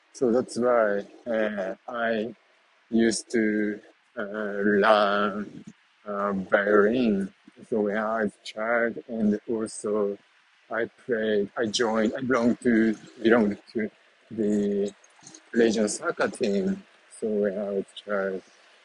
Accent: central Japan, Japan; moved away; I was born in Japan and in the very small city, middle of Japan

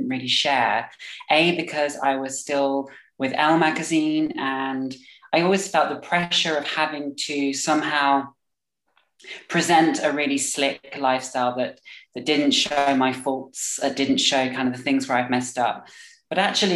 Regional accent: Staffordshire, West Midlands, United Kingdom; also born or lived in London; now in Berlin, Germany; I currently live in Berlin, but I'm originally from Staffordshire. But I spent a lot of my time in London before I moved to Germany.

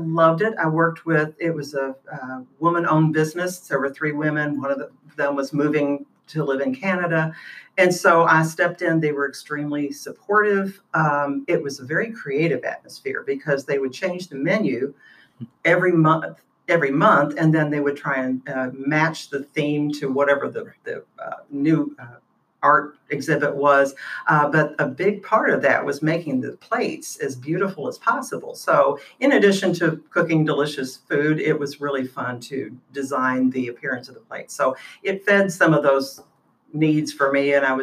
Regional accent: Louisville, Kentucky, United States; also born or lived in Nashville, Tennessee; here in Louisville, Kentucky

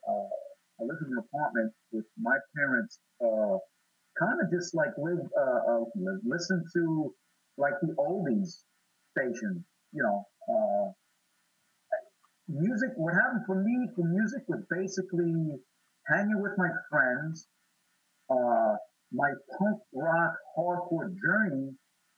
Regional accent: New York, United States; I'm from New York

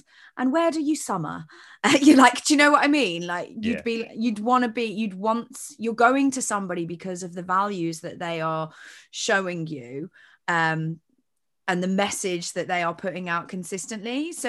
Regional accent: United Kingdom; But I'm quite British like that, so

